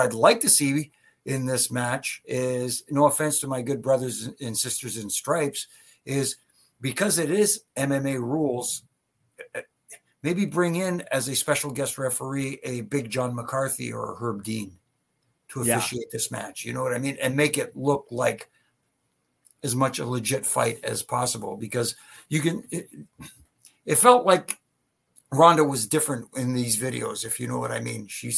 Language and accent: English; Canada; In Winnipeg, being a Canadian, you know, because, you know, they take to their own